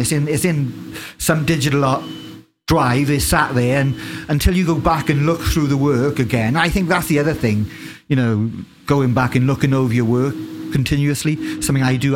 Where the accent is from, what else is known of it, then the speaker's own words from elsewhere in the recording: United Kingdom; as a British person